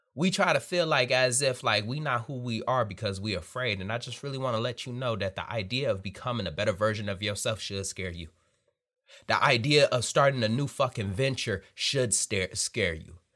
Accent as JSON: {"language": "English", "town": "Detroit", "region": "Michigan", "country": "United States", "tie": "born or raised there", "moved": "yes", "said": "I'm born and raised in Detroit, Michigan. Grew up there, ate there, lived there, family still there."}